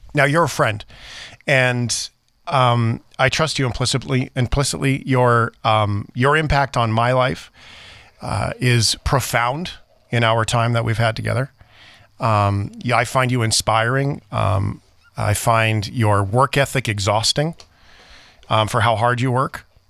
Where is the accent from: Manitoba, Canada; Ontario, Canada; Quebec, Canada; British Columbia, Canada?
Manitoba, Canada; Flin Flon; I was born in Flin Flon